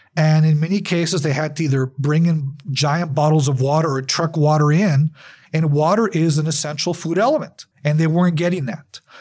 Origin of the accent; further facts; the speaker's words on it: El Paso, Texas, United States; I'm from El Paso. I was born and raised here